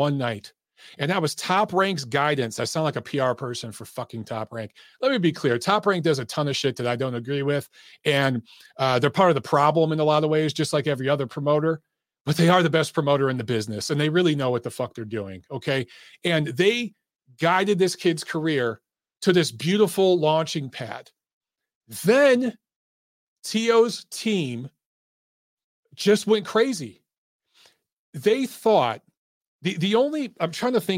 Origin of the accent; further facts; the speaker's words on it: Detroit, Michigan, United States; now in Atlanta, United States; I grew up in Detroit